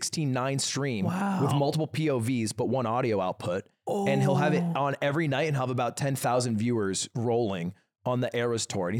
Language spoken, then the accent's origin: English; New Hampshire, United States; I'm from New Hampshire